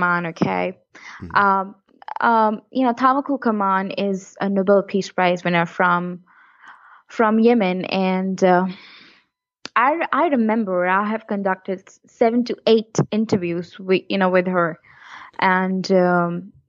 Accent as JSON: {"language": "English", "area": "near Kashmir", "region": "Jammu and Kashmir", "country": "India", "tie": "born or raised there", "moved": "yes", "said": "I was born near the Kashmir area"}